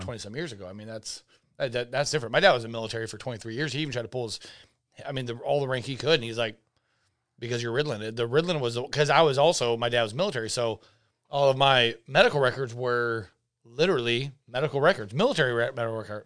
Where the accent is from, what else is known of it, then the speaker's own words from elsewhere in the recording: Nebraska, United States; I am from Nebraska